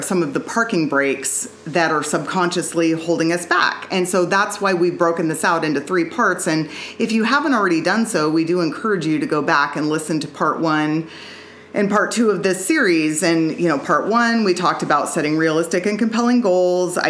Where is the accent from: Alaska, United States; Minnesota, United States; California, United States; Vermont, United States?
Alaska, United States; moved away; Growing up in Alaska, winter was like most of the year, but I've gotten so spoiled living down here